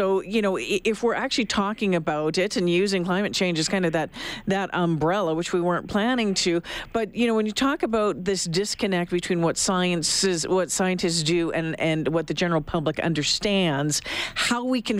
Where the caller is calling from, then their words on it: Alberta, Canada; I'm calling you from Alberta, right?